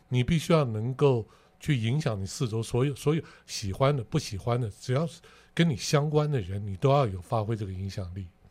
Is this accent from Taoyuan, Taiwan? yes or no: no; Taipei, Taiwan; moved away as an adult; now in Kaohsiung, Taiwan; 我是一个台北市出生对，土生土长的人